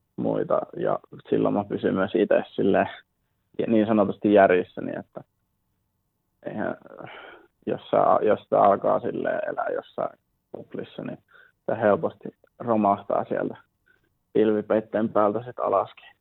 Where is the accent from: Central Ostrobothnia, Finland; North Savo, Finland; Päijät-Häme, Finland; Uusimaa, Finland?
North Savo, Finland; moved away; mä oon kasvanut Savossa nimenomaan